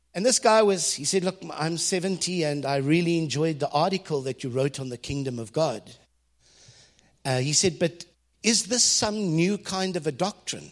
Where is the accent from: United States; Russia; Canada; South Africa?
South Africa; as a South African boy who had never been out of the country